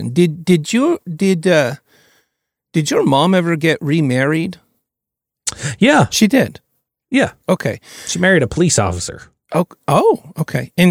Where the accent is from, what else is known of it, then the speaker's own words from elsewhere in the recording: Kentucky, United States; I'm, I'm from Kentucky